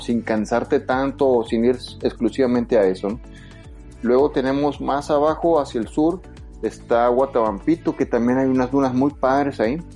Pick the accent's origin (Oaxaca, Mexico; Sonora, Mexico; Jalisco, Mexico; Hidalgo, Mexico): Sonora, Mexico; soy de ahí